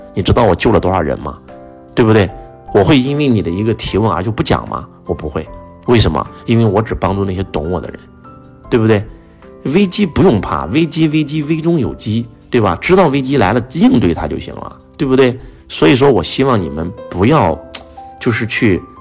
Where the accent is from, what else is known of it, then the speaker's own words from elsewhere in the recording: Henan, China; 我们河南人讲从